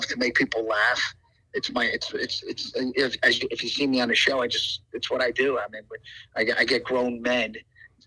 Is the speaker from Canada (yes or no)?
no; Paterson, New Jersey, United States; I grew up in Paterson, New Jersey